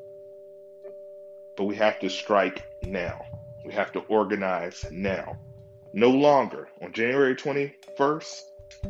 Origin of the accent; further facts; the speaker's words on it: United States; I love being American